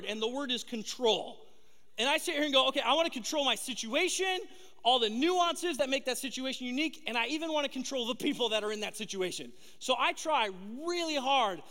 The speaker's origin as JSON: {"language": "English", "region": "Southern California", "country": "United States", "tie": "born or raised there"}